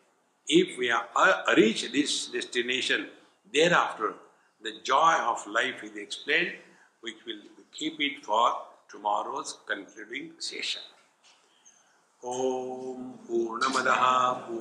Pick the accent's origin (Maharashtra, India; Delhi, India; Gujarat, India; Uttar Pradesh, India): Uttar Pradesh, India; Varanasi; I am from Varanasi